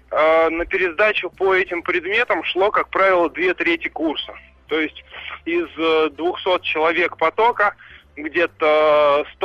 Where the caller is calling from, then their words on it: Moscow, Russia; я из Москвы.